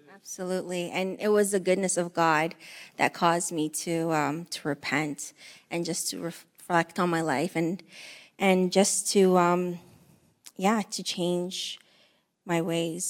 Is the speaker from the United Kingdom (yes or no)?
no; Windsor, Ontario, Canada; also born or lived in Eritrea / Greece; we grew up in the Windsor housing area